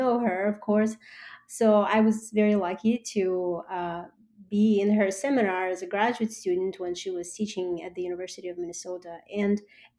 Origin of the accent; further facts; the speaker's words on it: Russia; moved away as an adult; now in United States; I was born and raised in Russia